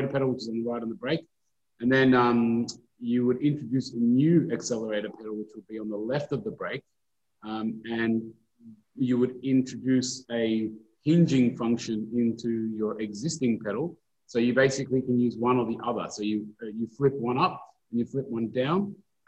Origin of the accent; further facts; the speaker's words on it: New South Wales, Australia; I'm from New South Wales